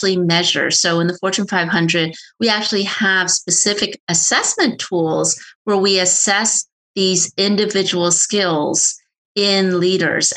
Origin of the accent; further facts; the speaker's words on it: United States; people like me who are born here and speak perfect English. So we think, oh, I'm American